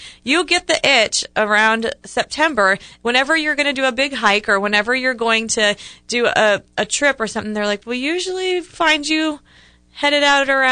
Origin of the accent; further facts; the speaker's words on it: Ohio, United States; moved away; growing up in Ohio, fall is like hay rides